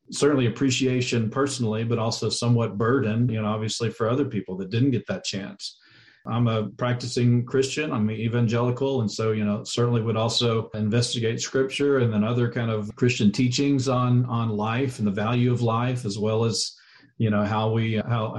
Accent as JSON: {"language": "English", "region": "Texas", "country": "United States", "tie": "born or raised there", "said": "I'm actually originally from Texas, was born and raised there"}